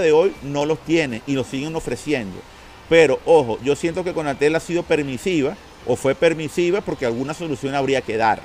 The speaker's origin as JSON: {"language": "Spanish", "town": "Caracas", "region": "Capital District", "country": "Venezuela", "tie": "born or raised there", "said": "transmitiendo aquí desde Caracas, Venezuela, nuestra querida capital, y reconocerlo mi tierra natal, porque de aquí soy"}